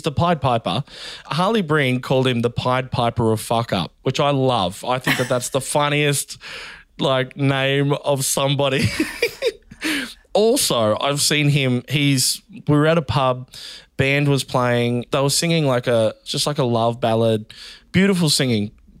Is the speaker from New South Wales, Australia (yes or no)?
no; Bundaberg, Queensland, Australia; born there; I was born in Bundaberg, so, and I'm giving it context.